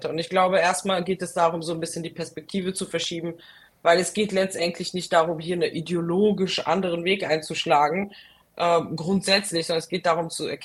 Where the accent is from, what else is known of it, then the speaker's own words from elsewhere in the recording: Frankfurt, Hesse, Germany; Und äh, also ich komme aus Frankfurt.